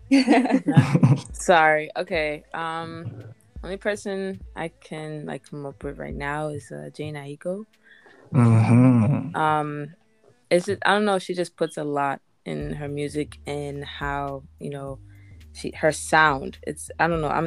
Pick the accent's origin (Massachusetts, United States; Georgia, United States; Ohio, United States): Massachusetts, United States; Boston; I am from Boston